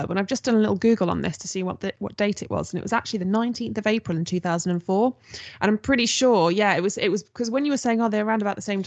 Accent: Nottingham, East Midlands, United Kingdom; I'm from Nottingham

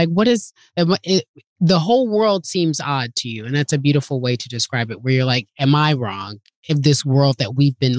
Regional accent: Southern California, United States; I grew up in California. Racism was at the time very hidden in Southern California.

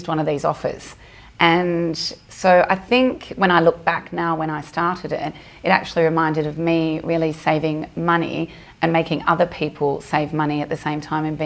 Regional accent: Melbourne, Victoria, Australia; moved away as an adult; now in Dubai, United Arab Emirates; I'm from Australia, from Melbourne. I came to Dubai when I was 26.

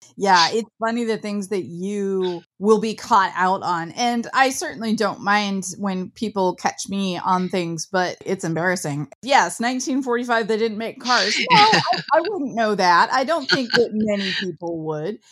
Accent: Midwest, United States; I grew up in the Midwest

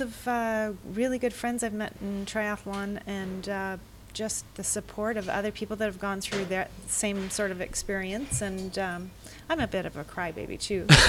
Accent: Vancouver, British Columbia, Canada; I am from Vancouver, BC.

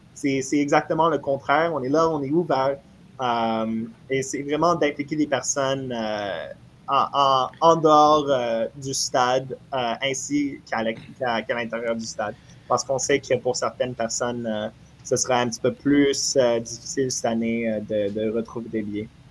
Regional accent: Montreal, Quebec, Canada; j'ai grandi à Montréal, je suis né à Montréal

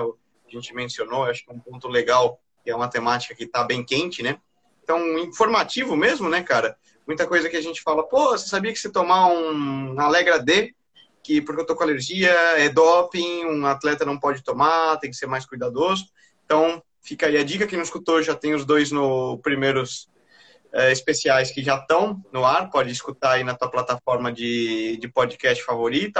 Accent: Brazil; E eu tenho orgulho de ser brasileiro

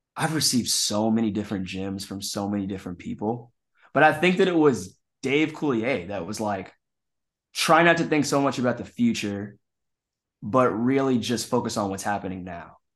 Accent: Kansas City, Missouri, United States; moved away as an adult; also born or lived in Chicago; now in Los Angeles, United States; I was doing like small like children's plays in my hometown of Kansas City

